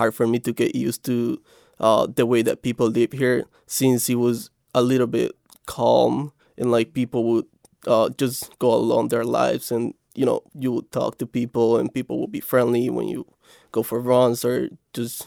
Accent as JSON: {"language": "English", "country": "El Salvador", "moved": "yes", "lives_now": "Arlington, United States", "said": "I am originally from El Salvador"}